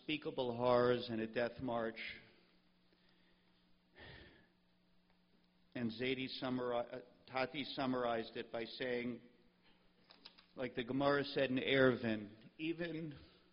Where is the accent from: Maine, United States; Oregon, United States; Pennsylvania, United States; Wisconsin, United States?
Pennsylvania, United States; Pittsburgh; when I was just a kid growing up in Pittsburgh